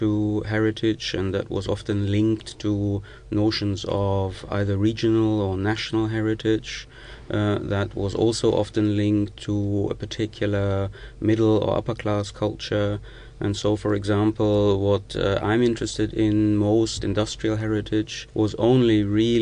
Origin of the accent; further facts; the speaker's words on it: the Ruhr, North Rhine-Westphalia, Germany; I'm coming from the Ruhr, and the Ruhr is probably the most important industrial heritage region in Germany